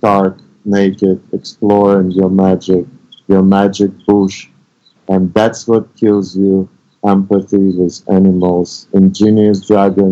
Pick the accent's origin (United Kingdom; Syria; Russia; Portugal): Russia; moved away; also born or lived in United States; I was exiled from Russia